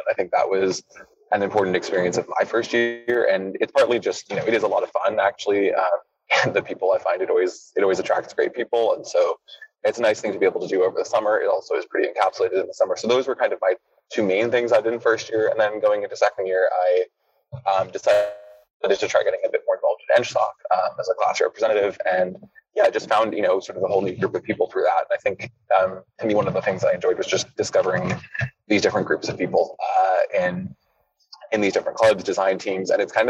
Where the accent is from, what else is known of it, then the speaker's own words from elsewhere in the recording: United States; first language English; also born or lived in United Kingdom; I grew up partly in the States and partly in the UK.